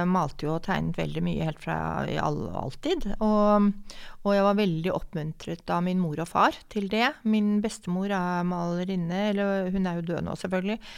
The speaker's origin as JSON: {"language": "Norwegian", "region": "Oslo", "country": "Norway", "tie": "born or raised there", "said": "Jeg kommer fra Oslo. Jeg er født og oppvokst i Oslo."}